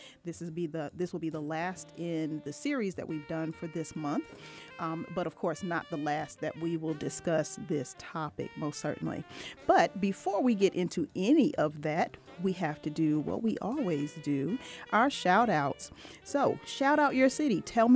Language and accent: English; Norfolk, Virginia, United States; now in Atlanta, United States; and my hometown, Norfolk, Virginia.